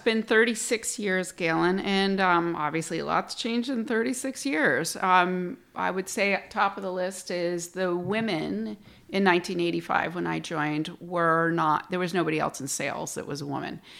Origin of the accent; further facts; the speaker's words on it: Plattsburgh, New York, United States; also born or lived in Fort Worth, Texas; I'm from Plattsburgh. I was born and raised here